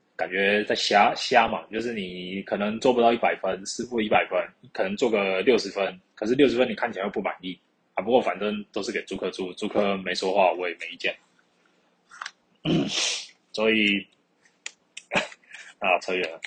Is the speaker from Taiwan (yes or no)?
yes; Keelung, Taiwan; 我老家基隆那边